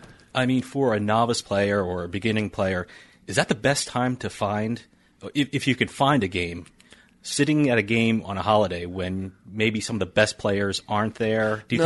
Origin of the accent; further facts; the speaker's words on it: New Jersey, United States; I'm from New Jersey.